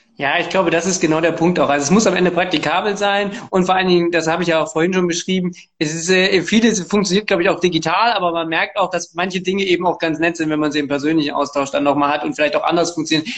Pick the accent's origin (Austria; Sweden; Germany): Germany; Erfurt, Thuringia; also born or lived in Gera; Ich bin in Gera geboren, allerdings in Erfurt aufgewachsen, hier auch zur Schule gegangen